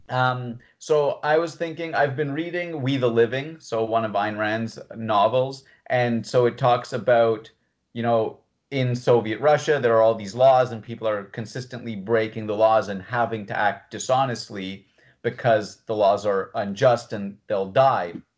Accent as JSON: {"language": "English", "country": "Canada", "tie": "born or raised there", "said": "someone who was born in Canada"}